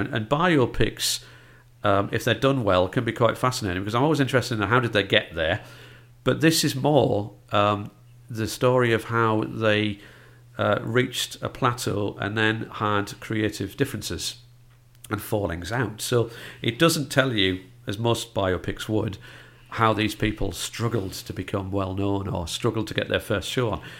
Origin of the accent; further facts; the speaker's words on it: North East England, United Kingdom; accent: northeast; my northeast accent